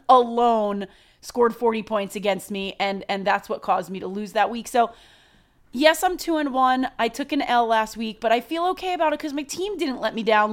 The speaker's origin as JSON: {"language": "English", "region": "New York", "country": "United States", "said": "we are from New York"}